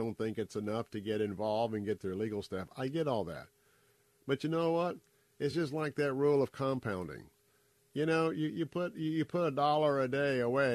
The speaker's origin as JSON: {"language": "English", "town": "Tampa", "region": "Florida", "country": "United States", "tie": "born or raised there", "said": "I was born and raised right here in Tampa"}